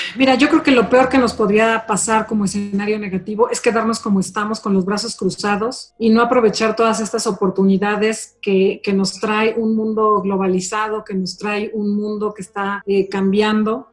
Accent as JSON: {"language": "Spanish", "region": "Mexico City", "country": "Mexico", "tie": "born or raised there", "said": "yo soy una mexicana de hueso colorado, yo nací y crecí en esta ciudad de México"}